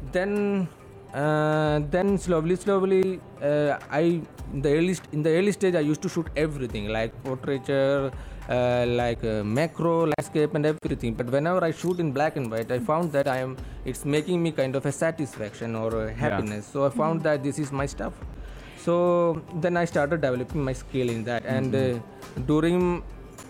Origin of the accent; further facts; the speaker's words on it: Kerala, India; now in United Arab Emirates; my hometown, which is in Kerala, India